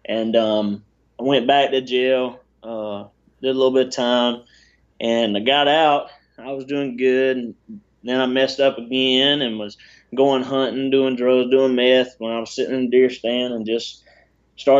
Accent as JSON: {"language": "English", "region": "South Georgia", "country": "United States", "tie": "born or raised there", "said": "I had a good life growing up. I'm from South Georgia, so I mean, I'm small town country boy"}